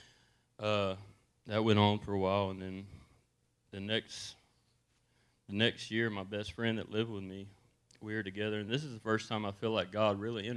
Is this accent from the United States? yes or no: yes; Texas, United States; also born or lived in Georgia; I'm from Texas